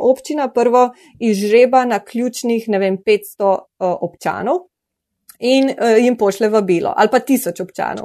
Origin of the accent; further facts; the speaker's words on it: Slovenia; Slovenci smo pa še posebej ponosni in navdušeni